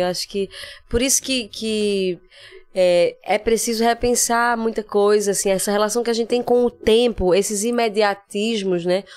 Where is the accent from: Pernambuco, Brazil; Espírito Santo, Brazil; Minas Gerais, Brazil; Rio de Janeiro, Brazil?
Pernambuco, Brazil; Recife; moved away as an adult; also born or lived in São Paulo; eu morei no Cordeiro, eu cresci a infância inteira no Eita, Cordeiro